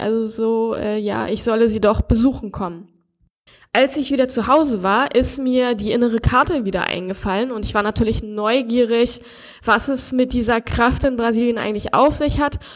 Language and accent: German; Germany; moved away as an adult; now in Brazil; als Deutscher